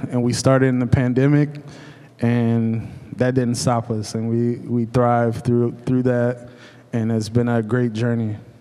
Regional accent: Cleveland, Ohio, United States; now in Lancaster, United States; I'm originally from Cleveland

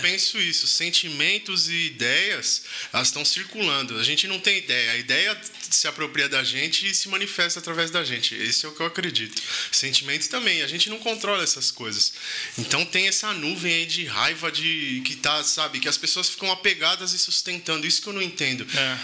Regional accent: Brazil; Eu sou 100% brasileiro

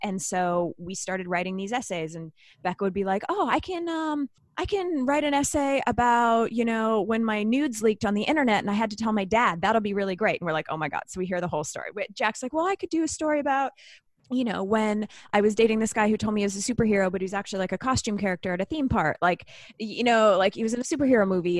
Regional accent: Canada; I'm Canadian

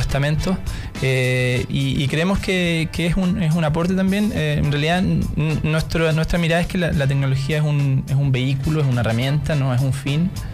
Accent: Ancud, Los Lagos, Chile; now in Santiago, Chile; Yo soy de Chiloé, de Ancud

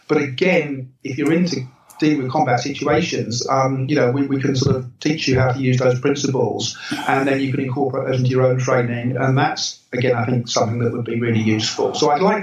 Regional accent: England, United Kingdom; as an English person

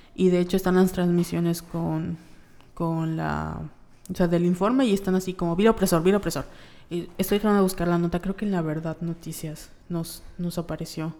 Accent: Yucatán, Mexico; somos de Yucatán y los yucatecos somos yucatecos

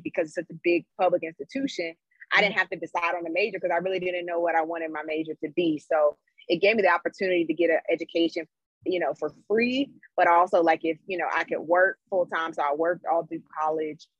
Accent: Greensboro, North Carolina, United States; moved away as an adult; also born or lived in San Francisco; I am from Greensboro, North Carolina. So I was raised in Greensboro

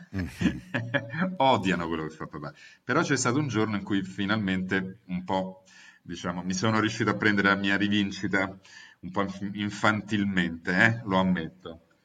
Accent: Naples, Campania, Italy; now in Rome, Italy; mi sentivo cives romanus acquisito da napoletano

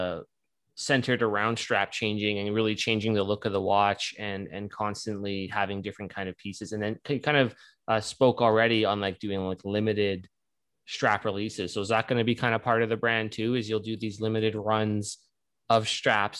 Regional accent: Canada; being a Canadian

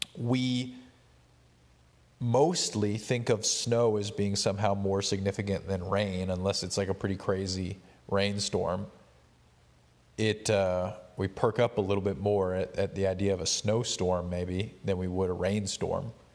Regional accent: Appalachia, United States; I'm actually from rural Appalachia

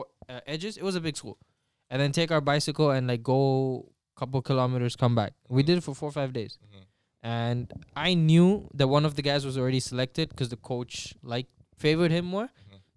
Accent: Mozambique; born or raised there

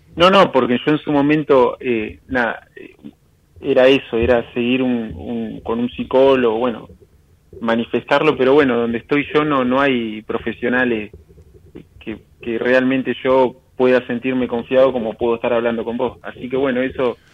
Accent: Río Negro, Argentina; De, Río Negro.

